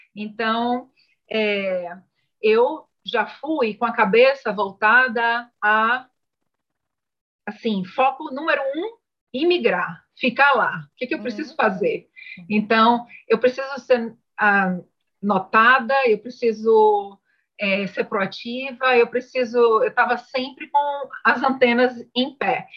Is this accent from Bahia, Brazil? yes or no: yes; Salvador, Bahia, Brazil; moved away as an adult; now in Canada; eu venho de Salvador, sou baiana, estudei turismo é, na, Uni, na Unifax, Universidade de Salvador